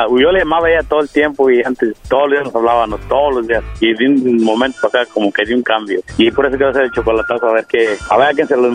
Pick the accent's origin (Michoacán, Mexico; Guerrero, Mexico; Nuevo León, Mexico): Michoacán, Mexico; yo soy de Michoacán.